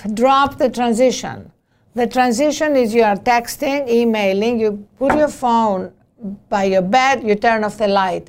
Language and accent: English; Greece; born or raised there; English is a second language; now in United States